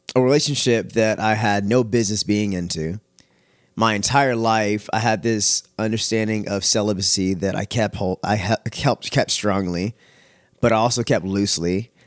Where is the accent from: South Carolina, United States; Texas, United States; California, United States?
Texas, United States; Richmond; also born or lived in Missouri City, Texas / Katy, Texas; I grew up in Richmond area